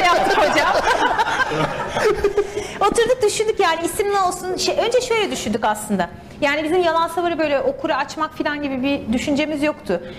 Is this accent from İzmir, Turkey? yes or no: yes; İzmir, Turkey; moved away as an adult; also born or lived in Istanbul; now in San Francisco Bay Area, United States; aslen İzmirliyim. İzmir'de doğdum, büyüdüm